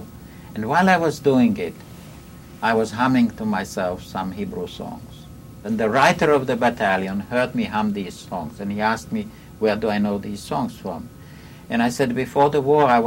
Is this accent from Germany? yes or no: no; Livani, Latvia; born or raised there; moved away; also born or lived in Riga, Latvia